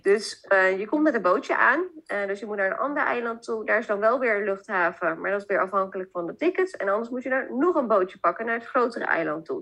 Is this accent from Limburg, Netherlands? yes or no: no; Zeist, Utrecht, Netherlands; ik kom oorspronkelijk uit Zeist.